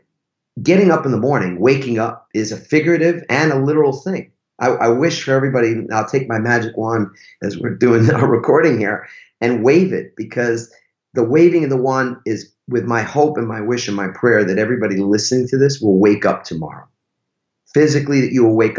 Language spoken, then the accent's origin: English; New York, United States; I'm from New York